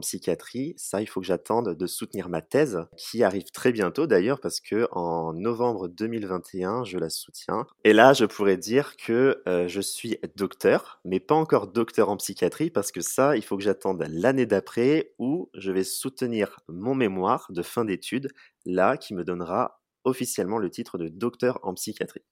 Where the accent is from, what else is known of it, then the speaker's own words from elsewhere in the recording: Charente-Maritime, Nouvelle-Aquitaine, France; moved away as an adult; also born or lived in Bordeaux; now in Poitiers, France; Moi, je suis originaire de Charente-Maritime